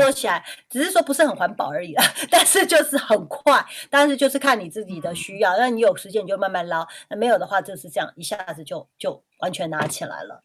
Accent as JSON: {"language": "Chinese", "country": "Taiwan", "said": "我台湾人"}